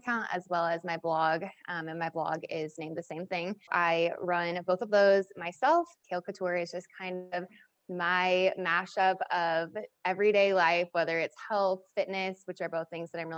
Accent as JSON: {"language": "English", "town": "Kansas City", "region": "Missouri", "country": "United States", "said": "I'm from Kansas City"}